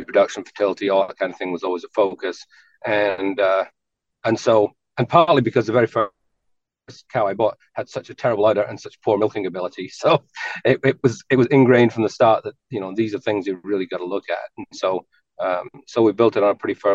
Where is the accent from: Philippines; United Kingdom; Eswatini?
United Kingdom; England; now in New York, United States; I actually was born in England on a dairy farm